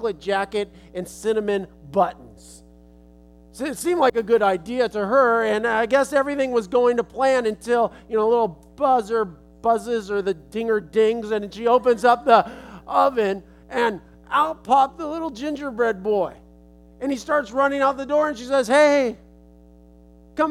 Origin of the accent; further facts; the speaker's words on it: Los Angeles, California, United States; I'm from California, I'm from Los Angeles